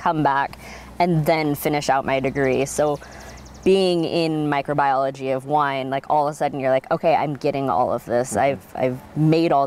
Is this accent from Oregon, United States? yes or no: yes; Gearhart, Oregon, United States; also born or lived in California; I was raised on the Northwest Coast here in a little town called Gearhart